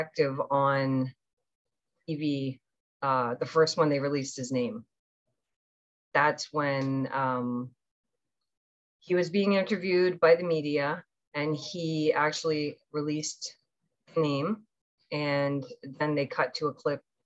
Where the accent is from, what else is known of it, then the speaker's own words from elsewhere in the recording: Newfoundland and Labrador, Canada; moved away; also born or lived in Toronto; my mom was still in Newfoundland with us. So we lived with my grandmother and John